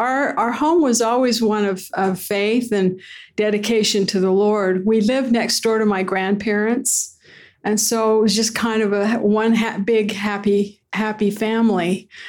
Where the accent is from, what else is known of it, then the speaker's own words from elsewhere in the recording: Ogden, Utah, United States; Well, I'm originally from Ogden, Utah. I was born and raised there in a home on 20th Street.